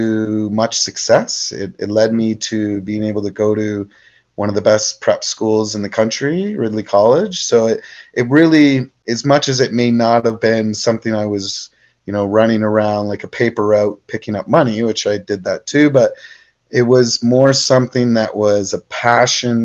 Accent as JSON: {"language": "English", "country": "Canada", "said": "I'm a big Canadian"}